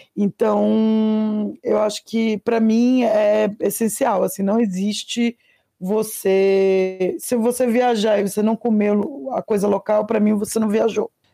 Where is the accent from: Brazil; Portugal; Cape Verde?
Brazil; Pará; meu país, Pará, minha nação, Amazônia